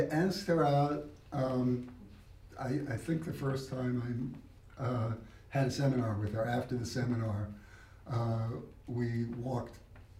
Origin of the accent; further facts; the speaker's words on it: New York City, New York, United States; I grew up in Brooklyn. I was a Brooklyn Dodger fan.